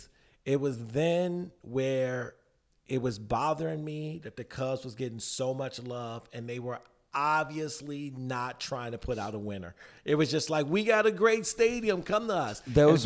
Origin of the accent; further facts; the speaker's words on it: Chicago, Illinois, United States; I grew up in the southeast side of Chicago.